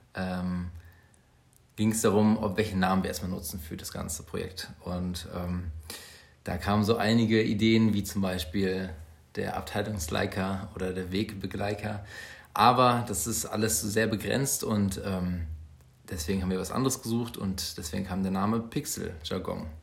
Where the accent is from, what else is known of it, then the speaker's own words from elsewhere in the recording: Bielefeld, North Rhine-Westphalia, Germany; wir kommen beide aus Bielefeld